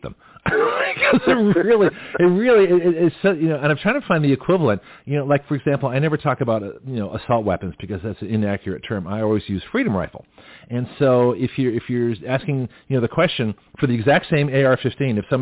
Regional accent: Canada; now in Milton, United States; I'm Canadian originally

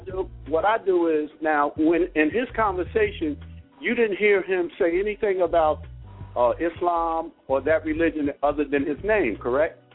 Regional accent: Newark, New Jersey, United States; I'm from Jersey, uh, Newark area

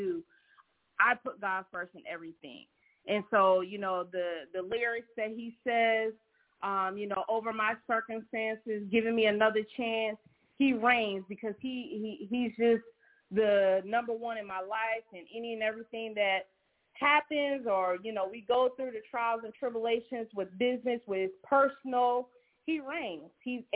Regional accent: Charleston, South Carolina, United States; moved away as an adult; now in Columbia, United States; I am from Charleston, South Carolina

